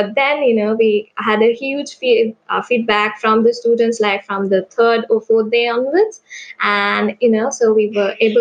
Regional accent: Sri Lanka; I'm from Sri Lanka.

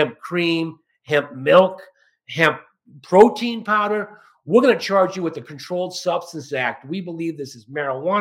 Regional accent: Barnstable, Massachusetts, United States; I'm from Cape Cod, Barnstable, Massachusetts

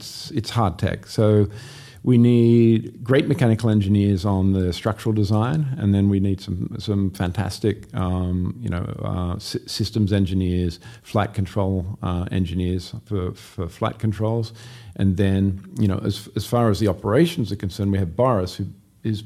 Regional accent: Sydney, New South Wales, Australia; accent: Australian; also born or lived in Los Angeles, United States; I'm from Sydney, Australia, born and bred.

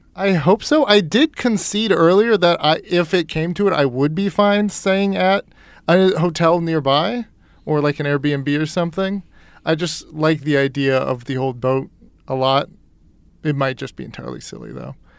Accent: East Coast, United States; moved away; I grew up on the East Coast

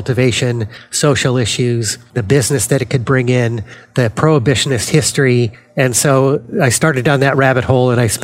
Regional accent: Denver, Colorado, United States; now in New Jersey, United States; born and raised in Denver, Colorado

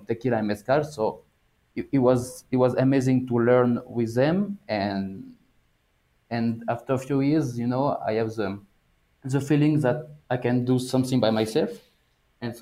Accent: France; moved away as an adult; also born or lived in Bordeaux; now in Mexico; I'm from France. I used to live in Bordeaux.

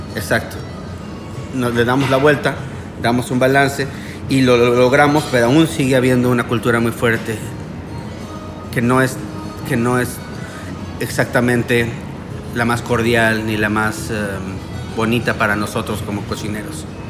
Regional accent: Mexico; now in Miami, United States; Nosotros somos mexicanos, pero estamos viviendo en Miami

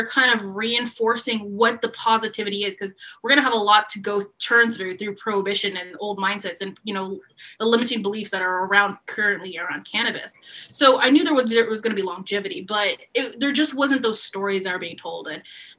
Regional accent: San Antonio, Texas, United States; now in Austin, United States; I grew up in San Antonio and I ended up moving to Austin

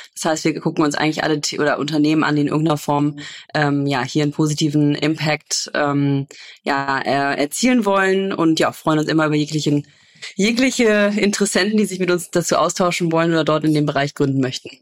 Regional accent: Cologne, North Rhine-Westphalia, Germany; ich bin ja Kölnerin

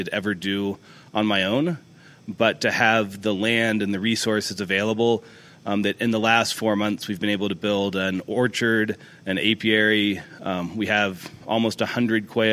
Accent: Dallas, Texas, United States; now in Monterey, United States; I was born in Dallas, so Texas cooking is a big part of what I grew up

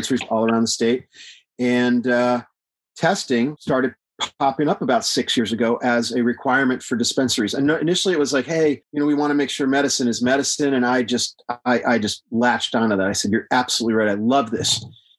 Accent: Texas, United States; I live in Texas. I'm from Texas

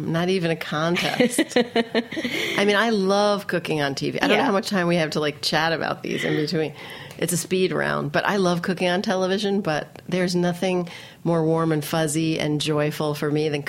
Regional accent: New York City, New York, United States; I grew up in Queens, but I live in Manhattan.

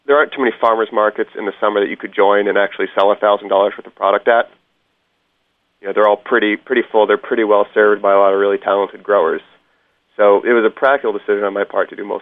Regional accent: Hudson Valley, Columbia County, New York, United States; moved away; I grew up in Hudson Valley in New York, about a half hour southeast of Albany, in Columbia County

